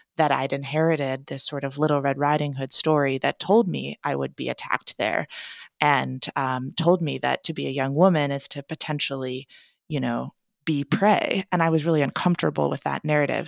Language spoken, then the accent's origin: English; Portland, Oregon, United States; I'm a writer and teacher based in my hometown of Portland, Oregon